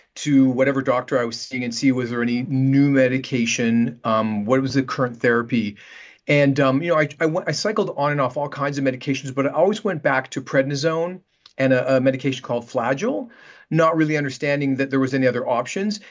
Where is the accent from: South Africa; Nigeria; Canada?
Canada; moved away as an adult; also born or lived in Vancouver, Canada / Los Angeles, United States; now in Manhattan Beach, United States; I'm Canadian, and, um, I practiced in Canada for about ten years in Vancouver. before moving down to Los Angeles